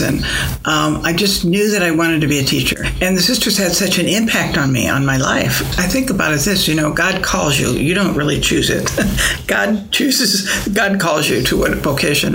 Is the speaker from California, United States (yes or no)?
no; Springfield, Illinois, United States; I grew up in the south part of Springfield in Southern View